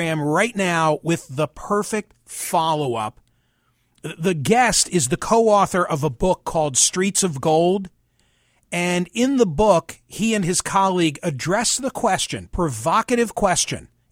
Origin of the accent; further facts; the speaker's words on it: United States; having been born and raised in the United States